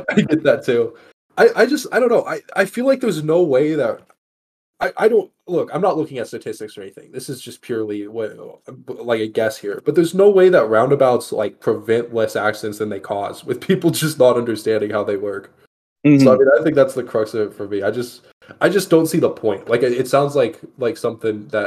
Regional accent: Texas, United States; now in Las Vegas, United States; I'm from Texas

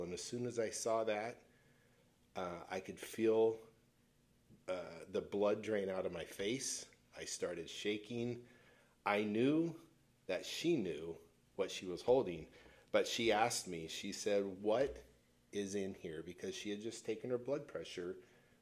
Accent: Pacific Northwest, United States; I was born and raised in the Great Pacific Northwest.

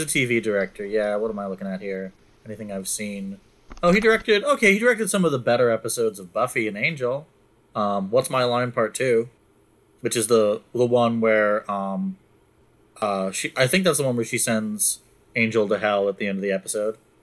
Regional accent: Anchorage, Alaska, United States; I grew up in Anchorage

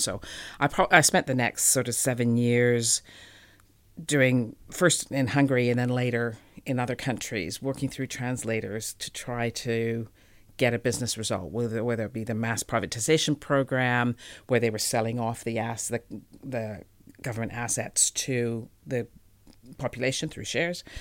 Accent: Calgary, Alberta, Canada; moved away as an adult; also born or lived in Edmonton, Canada; now in New Zealand; I grew up in Calgary

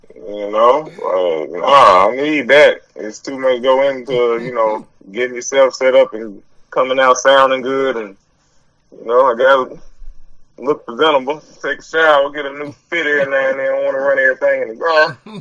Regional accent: Lipscomb, Alabama, United States; I'm from Lipscomb

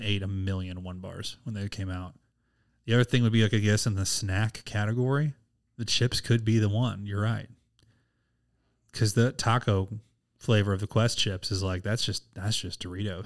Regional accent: Missouri, United States; I'm from Missouri. I've only lived in Missouri my whole entire

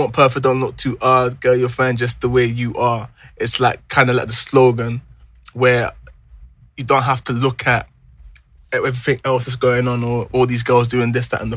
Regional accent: London, United Kingdom; I'm a musician from South London

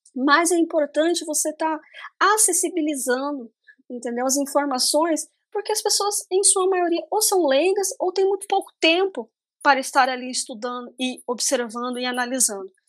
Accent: interior of Paraná, Brazil; eu sou do interior do Paraná, então a minha região aqui é extremamente agrícola

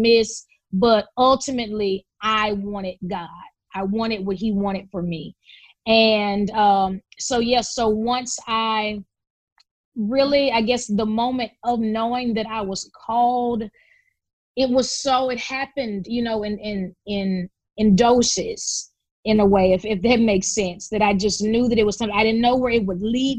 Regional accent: Memphis, Tennessee, United States; we grew up in Memphis

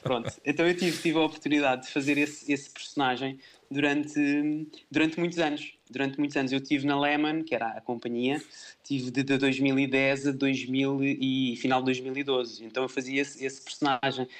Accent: Salvaterra de Magos, Santarém District, Portugal; sou natural, sou natural de, de Terra de Magos

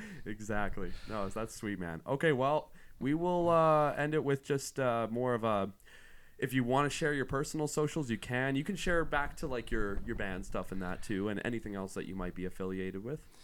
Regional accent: near Tofield, Alberta, Canada; near my hometown, like, near Tofield

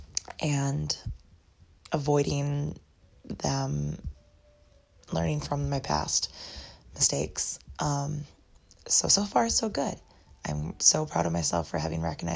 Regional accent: Eau Claire, Wisconsin, United States; now in Black River Falls, United States; where I grew up in Eau Claire area

